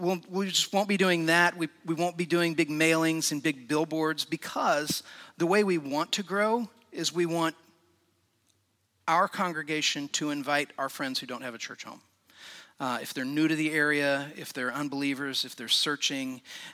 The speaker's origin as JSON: {"language": "English", "region": "Indiana", "country": "United States", "tie": "born or raised there", "said": "I grew up in Indiana, about an hour north of Indianapolis, in a little small town."}